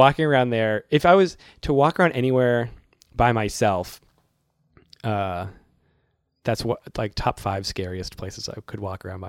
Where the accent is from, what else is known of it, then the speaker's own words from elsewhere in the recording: Worcester, Massachusetts, United States; I'm from Worcester.